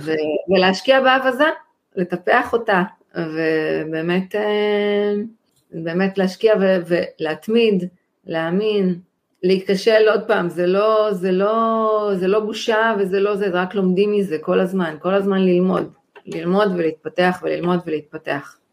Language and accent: Hebrew; Israel; אני מישראל